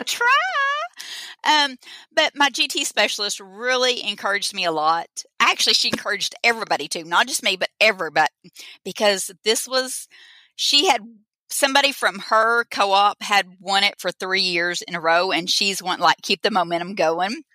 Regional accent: Boonville, Arkansas, United States; I'm from Arkansas. If I forgot to say that, I'm from Boonville, Arkansas.

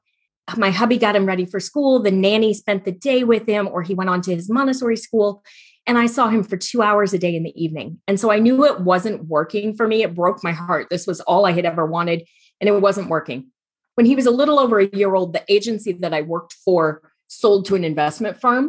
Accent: Midwest, United States; moved away as an adult; also born or lived in Iowa / Phoenix; now in Tucson, United States; Before that, I was in Iowa. I actually grew up in the Midwest.

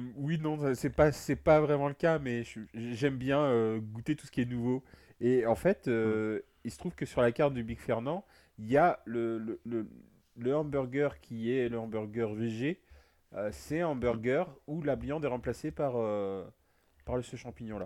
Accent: Brittany, France; je suis breton

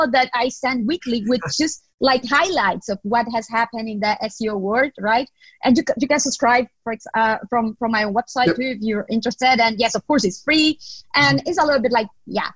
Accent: Nicaragua; moved away as an adult; also born or lived in Spain; I grew up, studied, and went to university in Nicaragua, in my home country.

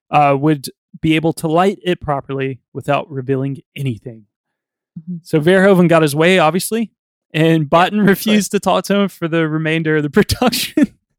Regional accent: United States; I'm American

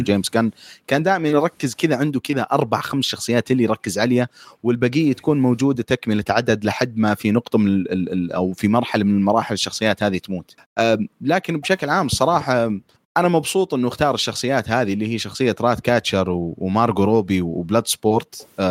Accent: Saudi Arabia; عندنا في السعوديه

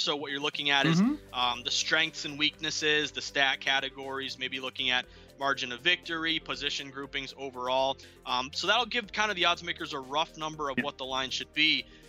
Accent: New England, United States; I'm from the New England area.

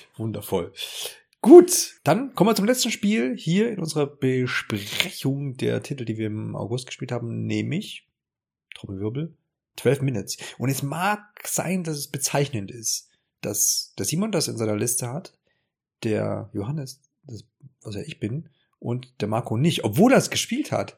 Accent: Erfurt, Thuringia, Germany; von Ingolstadt nach Erfurt, meine Heimatstadt

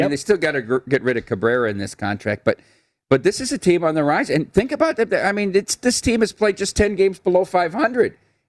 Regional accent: Dubuque, Iowa, United States; It's 20 minutes from my hometown, right?

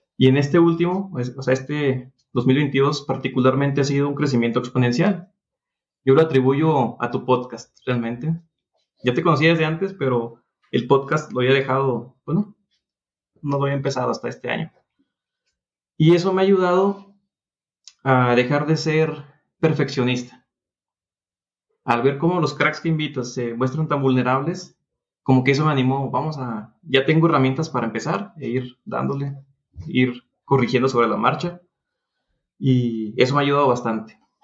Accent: Durango, Mexico; Estoy en Durango, soy de Durango

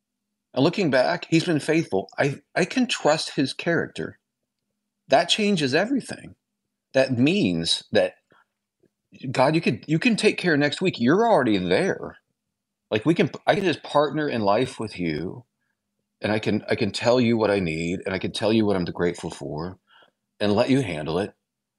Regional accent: Illinois, United States; Well, I'm from Illinois originally, small towns.

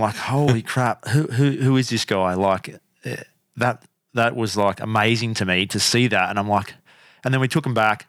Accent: Canberra, Australian Capital Territory, Australia; moved away; also born or lived in Brisbane; I grew up in Canberra. Humble beginnings in cold little Canberra

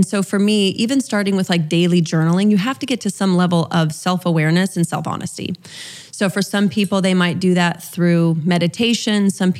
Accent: Utah, United States; I grew up LDS in Utah, so Mormon, for those that aren't familiar with LDS. Very conservative. My father was a bishop.

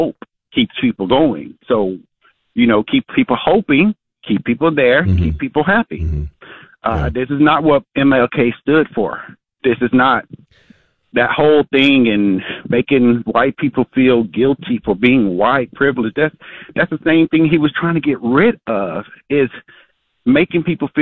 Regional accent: Arkansas, United States; in school back growing up in Arkansas

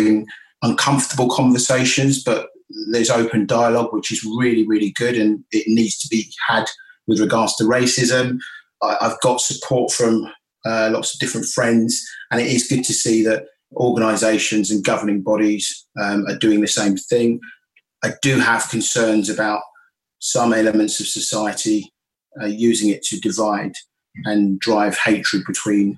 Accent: London, United Kingdom; also born or lived in Greenwich, London; I was born in Greenwich in London, but at the age of five, we moved as a family to Croydon. I've spent the majority of my life growing up in South London

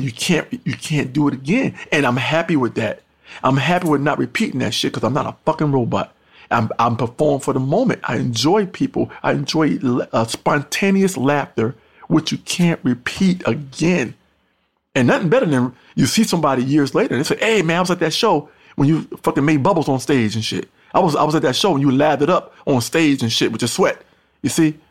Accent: Mount Vernon, New York, United States; also born or lived in North Carolina; my hometown, also Mount Vernon, New York.

